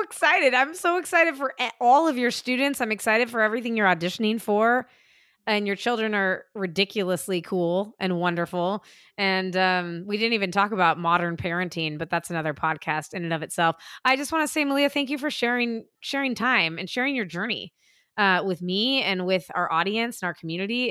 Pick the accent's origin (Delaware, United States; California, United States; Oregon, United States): California, United States; moved away as an adult; also born or lived in New York; growing up in California and then spending fifteen years in New York